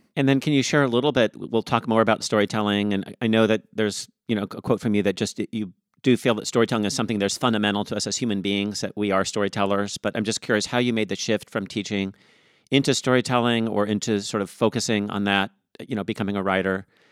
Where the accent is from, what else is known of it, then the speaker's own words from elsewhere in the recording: Tacoma, Washington, United States; I grew up in Tacoma, and I went, I went to Henry Foss High School